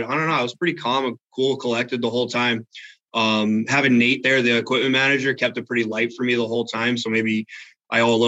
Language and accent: English; Ocean Township, New Jersey, United States; I grew up in Ocean Township, New Jersey, born and raised on the Jersey Shore